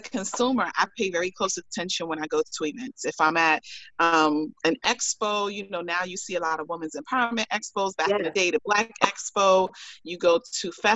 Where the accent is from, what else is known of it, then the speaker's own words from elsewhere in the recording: New York, United States; being a New Yorker